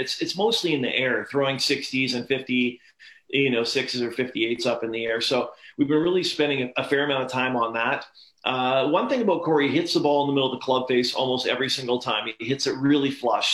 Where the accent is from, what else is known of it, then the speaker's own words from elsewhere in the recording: Canada; growing up in Canada